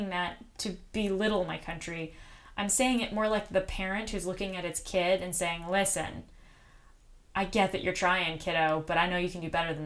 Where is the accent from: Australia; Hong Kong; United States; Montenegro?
United States; as an American